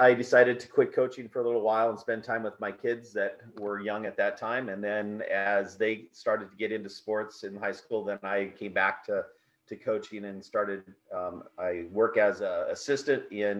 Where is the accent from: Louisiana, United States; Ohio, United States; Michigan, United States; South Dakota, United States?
South Dakota, United States; So, like I said, in South Dakota, in small towns like that, everybody does a little bit of everyth